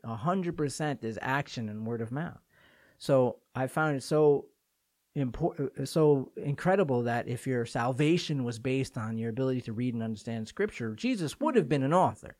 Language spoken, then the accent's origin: English; Port Washington, New York, United States; my hometown of Port Washington, Long Island